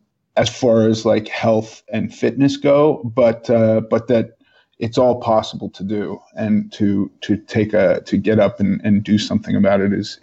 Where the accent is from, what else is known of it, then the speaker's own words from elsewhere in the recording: New York, United States; I was born in New York. in the 70s.